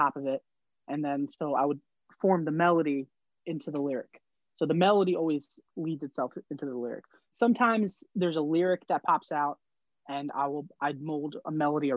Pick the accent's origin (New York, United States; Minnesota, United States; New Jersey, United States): New Jersey, United States; growing up in Jersey